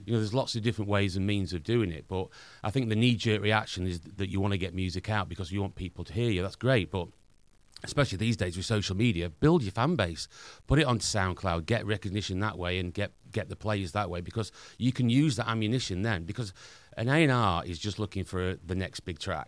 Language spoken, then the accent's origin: English; Doncaster, Yorkshire and the Humber, United Kingdom; accent: Northern; I played a lot in my hometown, Doncaster